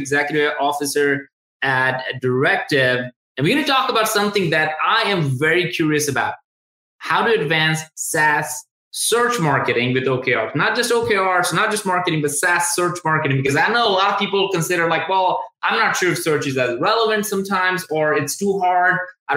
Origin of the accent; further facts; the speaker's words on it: India; moved away as an adult; also born or lived in Tuscaloosa, Alabama; I'm originally from India